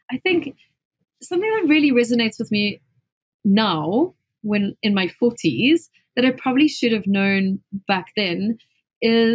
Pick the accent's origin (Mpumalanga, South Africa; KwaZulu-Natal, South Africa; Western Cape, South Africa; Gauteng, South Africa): Gauteng, South Africa; Springs; So I come from a small town in South Africa. It's a really kind of like a mining town called Springs.